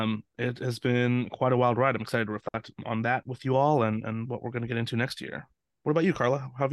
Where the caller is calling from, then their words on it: Seattle, Washington, United States; here calling in from Seattle, Washington, USA.